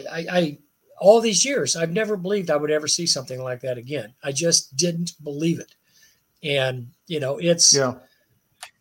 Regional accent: United States; as an American

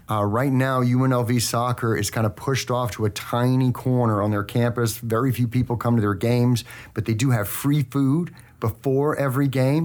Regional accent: Manhasset, New York, United States; I was born in North Shore Hospital in Manhasset, New York

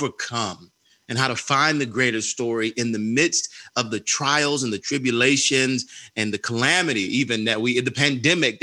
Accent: Atlanta, Georgia, United States; I grew up on Auburn Avenue, right across the street from the Martin Luther King Jr. Center here in Atlanta, Georgia.

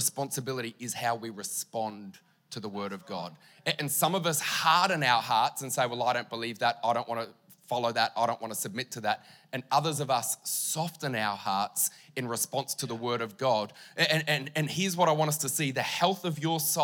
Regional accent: Mildura, Victoria, Australia; also born or lived in Queensland; now in Townsville, Australia; I grew up in Victoria, near Mildura. Moved to Queensland in 99, moved to Townsville in 2013.

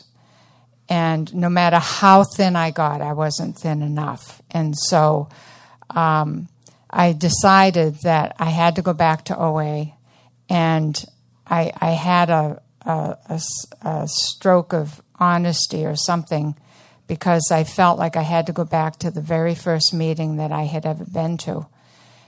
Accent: Portland, Maine, United States; Portland is my hometown. I grew up in just down the street on Middle Street

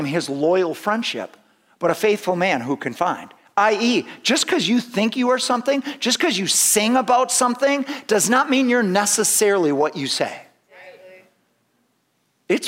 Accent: United States; more American than Christian

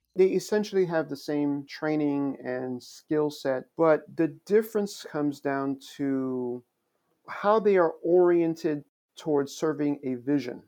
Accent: Long Island, New York, United States; also born or lived in Queens, New York / Haiti (ancestry); I grew up in New York. Actually, I was born in Queens. My family is originally from Haiti, and so I grew up with many other immigrant children out on Long Island.

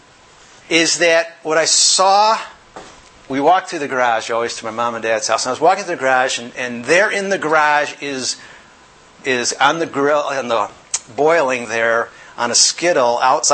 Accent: Yorkville, United States; moved away; I grew up in Yorkville, a little small little community

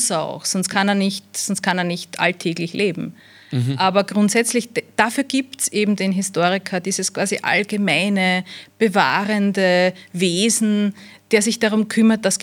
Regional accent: Wiener Neustadt, Lower Austria, Austria; born there; Also äh, ich bin in, in Wiener Neustadt geboren

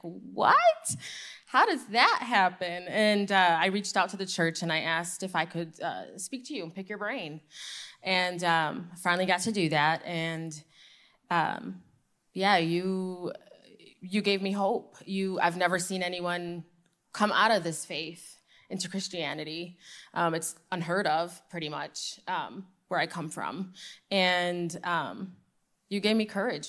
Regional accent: Michigan, United States; I'm from Michigan, uh, born and raised Muslim

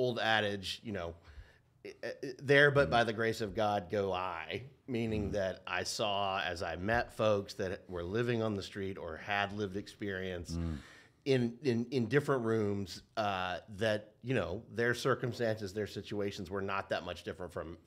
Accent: Nashville, Tennessee, United States; moved away as an adult; now in Portland, United States; I'm from Nashville, Tennessee. It's where I was born and raised.

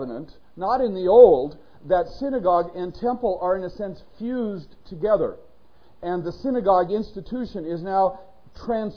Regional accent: Northern California, United States; when I was growing up in Northern California

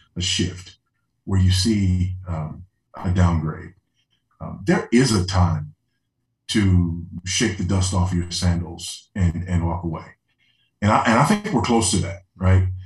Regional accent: Los Angeles, California, United States; moved away; being a, an LA boy, you know, yeah. born and raised in Los Angeles

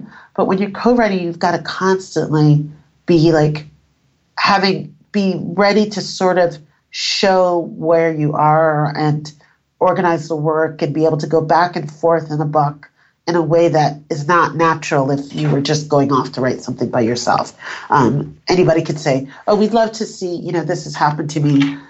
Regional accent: New York, United States; also born or lived in Panama / Northern England; My family's from Panama. I was born in Panama. And then when I was very little, like 18 months, we moved to Northern England and then we moved to New York.

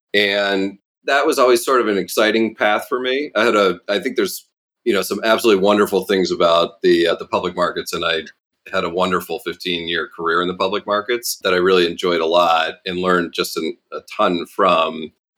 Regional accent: Midwest, United States; growing up in the Midwest

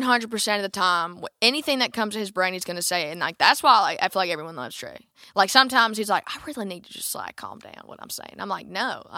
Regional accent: Alabama, United States; which I didn't know what it was, and I'm from Alabama, so, like.

